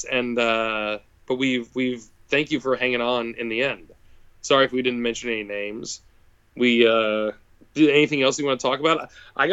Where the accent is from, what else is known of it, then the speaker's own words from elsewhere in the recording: Bandon, Oregon, United States; I've never seen a McDonald's in my hometown my whole life